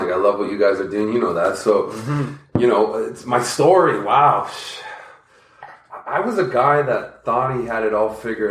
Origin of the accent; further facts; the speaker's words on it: Toronto, Ontario, Canada; also born or lived in Scarborough; I'm from Toronto